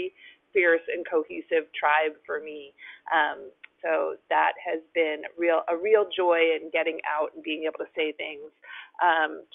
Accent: New Jersey, United States; moved away as an adult; also born or lived in New York; now in California, United States; I'm not from California. I grew up in New Jersey.

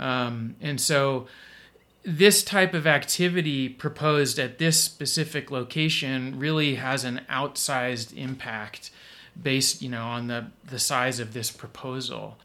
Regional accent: Idaho, United States; also born or lived in Utah; I grew up mostly in Idaho and Utah

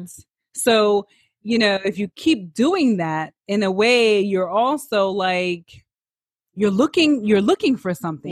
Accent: New York City, New York, United States; I'm a New Yorker

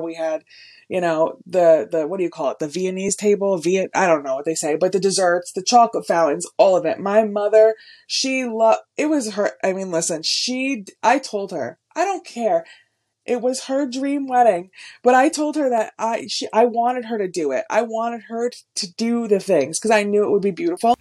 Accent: Wayne, New Jersey, United States; I grew up in Wayne, New Jersey

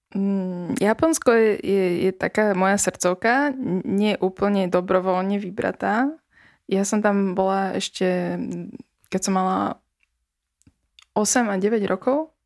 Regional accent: Bratislava, Bratislava Region, Slovakia; ja som Ružinov, ja som Ružinov, Ružinov.

